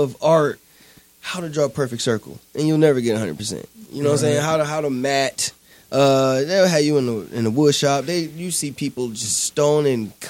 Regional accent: Highland Park, Michigan, United States; I'm from Highland Park

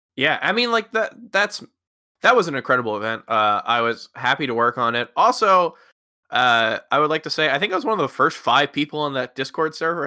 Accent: Philadelphia, Pennsylvania, United States; I'm from the Philadelphia area

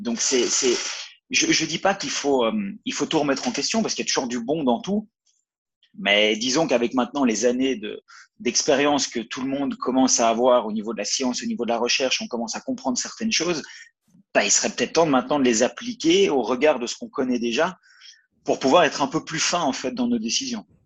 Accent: Belgium; moved away as an adult; also born or lived in Valais, Switzerland; now in Sierre, Switzerland; je viens de Belgique à la base, puis ça fait 7 mmh. ans que je suis en Suisse

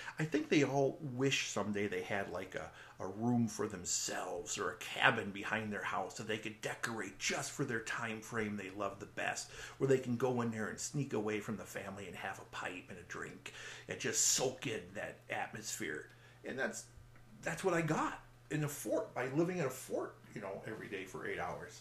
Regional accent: Milwaukee, Wisconsin, United States; I'm a Wisconsin boy originally. And, you know, I was born in Milwaukee

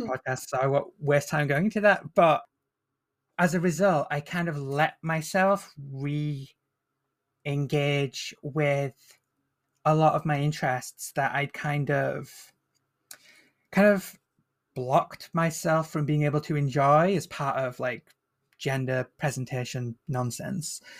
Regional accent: Northern England, United Kingdom; accent: Northern English; I'm Northern English, so I don't have the kind of posh B B C pronunciation. I have the more, uh, rough and tumble Northern accent

